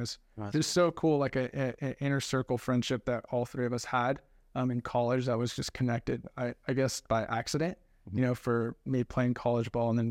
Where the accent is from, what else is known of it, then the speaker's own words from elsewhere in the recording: West Covina, California, United States; I was born and raised actually in Los Angeles, California, West Covina, California, LA County.